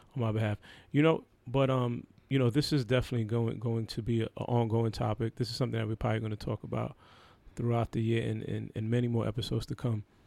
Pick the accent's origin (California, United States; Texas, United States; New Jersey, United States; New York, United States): New York, United States; growing up in New York